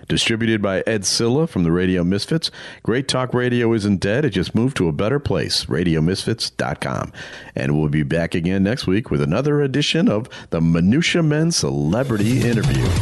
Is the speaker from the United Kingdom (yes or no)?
yes; England, United Kingdom; I am from England.